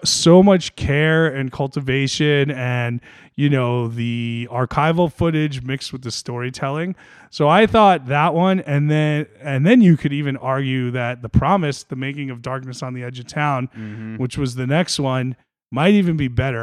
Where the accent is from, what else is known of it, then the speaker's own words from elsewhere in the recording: New Jersey, United States; I grew up in North Jersey